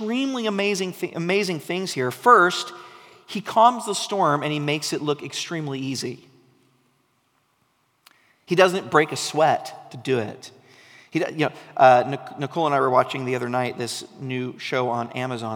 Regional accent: Oregon coast, United States; I grew up on the Oregon coast

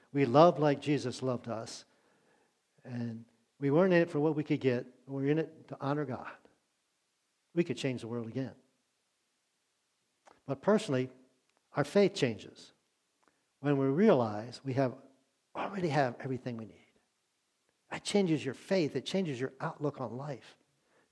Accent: Maryland, United States; moved away as an adult; I grew up in Maryland

